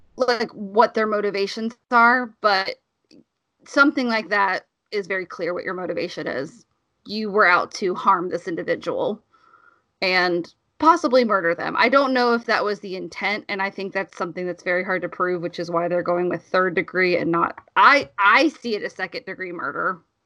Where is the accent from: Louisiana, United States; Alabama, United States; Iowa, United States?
Alabama, United States; moved away; I grew up in Alabama